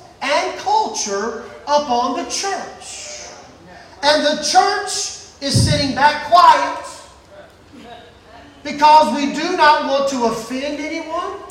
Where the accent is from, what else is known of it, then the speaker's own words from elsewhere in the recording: Mississippi, United States; moved away; I am from Mississippi. And if you get me back where I'm from for the least little bit, I will talk like a Mississippi boy